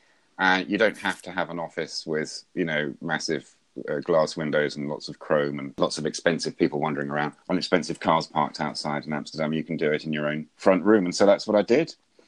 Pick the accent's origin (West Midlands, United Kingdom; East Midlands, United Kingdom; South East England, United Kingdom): West Midlands, United Kingdom; Wellesbourne; a little village where I grew up just outside Stratford-on-Avon